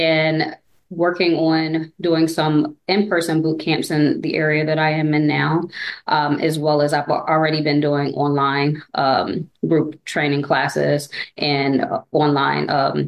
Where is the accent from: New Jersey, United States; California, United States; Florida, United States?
New Jersey, United States; moved away as an adult; now in Dallas, United States; I'm originally from New Jersey. We moved here about 7 years ago.